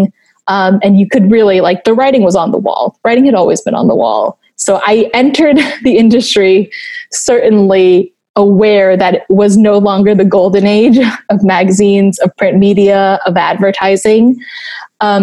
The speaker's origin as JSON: {"language": "English", "country": "Taiwan", "tie": "born or raised there", "moved": "as an adult", "said": "I grew up in Taiwan."}